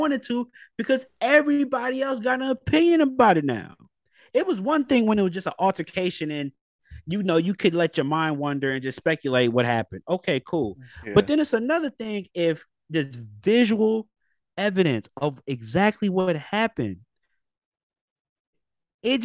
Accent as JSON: {"language": "English", "area": "Bay Area", "region": "California", "country": "United States", "said": "we're from the Bay Area"}